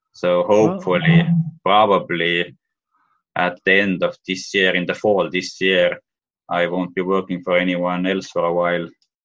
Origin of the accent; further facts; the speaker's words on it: Tallinn, Harju County, Estonia; moved away as an adult; also born or lived in Boston, United States; I was born in Tallinn, Estonia.